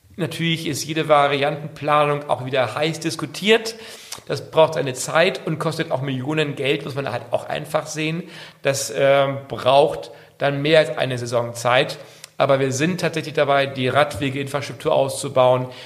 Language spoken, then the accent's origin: German; Sylt, Schleswig-Holstein, Germany; also born or lived in near Kiel; ich bin gebürtiger Sylter, bin hier auf der Insel auch groß geworden